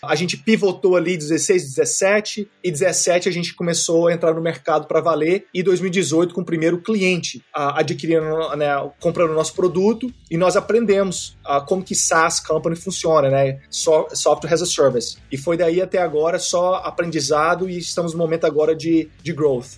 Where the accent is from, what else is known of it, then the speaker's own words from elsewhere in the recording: Minas Gerais, Brazil; moved away as an adult; also born or lived in Europe; now in Silicon Valley, United States; eu vim de Minas Gerais